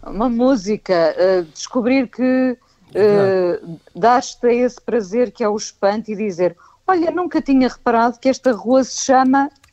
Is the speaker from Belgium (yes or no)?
no; Vila do Conde, Norte, Portugal; also born or lived in Lisbon; eu e o meu irmão nascemos em Lisboa. E, portanto, okay. Eh, nós fomos para o norte, os meus pais voltaram para o norte, eu e o meu irmão fomos para o norte